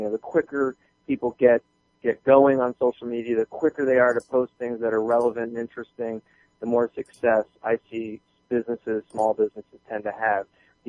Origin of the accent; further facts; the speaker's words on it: Southern United States, United States; And the only reason I even picked up and moved to Atlanta is because I'm from the South, my family's down here, and I'm a warm climate kind of guy.